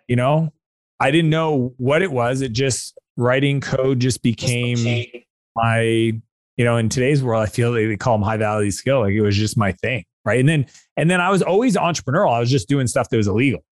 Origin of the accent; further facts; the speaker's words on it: Canada; I'm Canadian